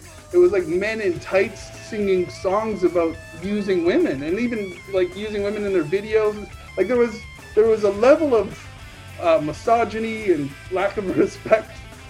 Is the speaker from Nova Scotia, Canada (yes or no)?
yes; Nova Scotia, Canada; So to me, she was huge because I'm from Nova Scotia.